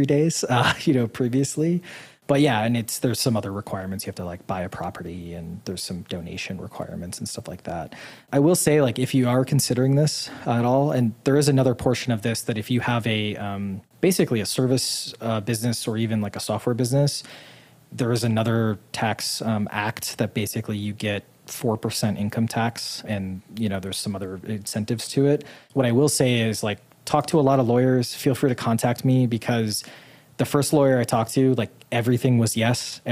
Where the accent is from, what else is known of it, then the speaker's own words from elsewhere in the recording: Midwest, United States; moved away as an adult; also born or lived in Boston / Utah; now in Puerto Rico; Being a Midwesterner who grew up poor